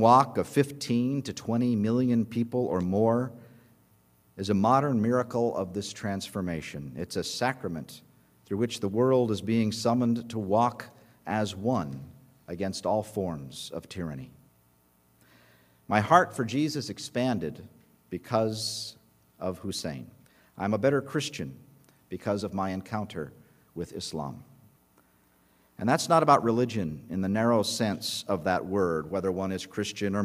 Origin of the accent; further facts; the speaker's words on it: United States; And I told him, "America."